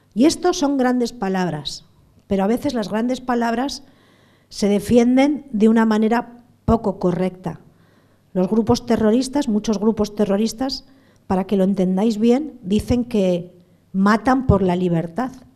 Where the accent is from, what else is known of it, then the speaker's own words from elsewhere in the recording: San Sebastián, Basque Country, Spain; also born or lived in Bilbao; yo soy de San Sebastián